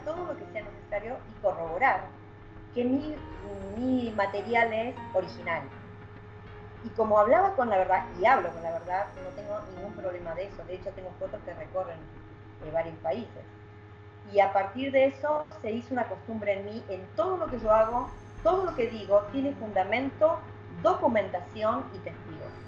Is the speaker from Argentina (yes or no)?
yes; Argentina; trabajamos acá en equipo en, Argentina